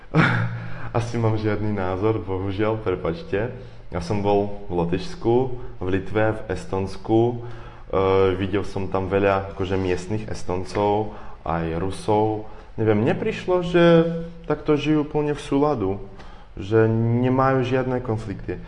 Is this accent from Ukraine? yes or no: yes; Ukraine; Slovak is a second language; moved away; also born or lived in Russia; ja som tiež Ukrajinec